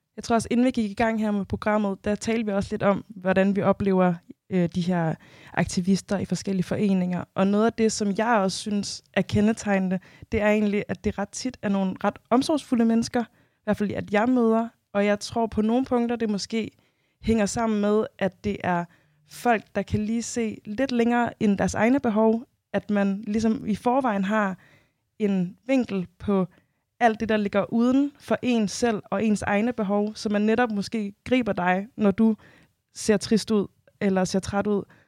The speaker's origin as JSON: {"language": "Danish", "country": "Denmark", "tie": "born or raised there", "said": "jeg selv født og opvokset i Danmark"}